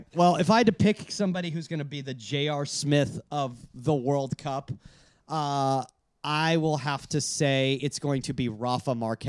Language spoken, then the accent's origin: English; Venezuela; now in United States; I was born in Venezuela.